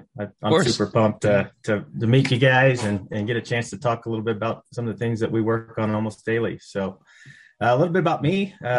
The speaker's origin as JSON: {"language": "English", "town": "Houston", "region": "Texas", "country": "United States", "tie": "born or raised there", "moved": "as an adult", "lives_now": "Denver, United States", "said": "And so I grew up in Houston. I've lived in Texas most of my life. I currently reside in Denver, Colorado. I moved out here about 3 years ago."}